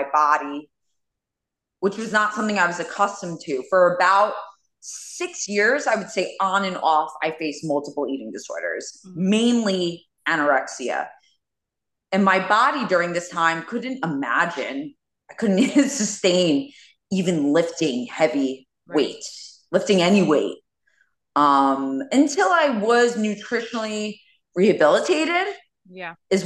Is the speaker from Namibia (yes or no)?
no; New York City, New York, United States; born and raised in Queens.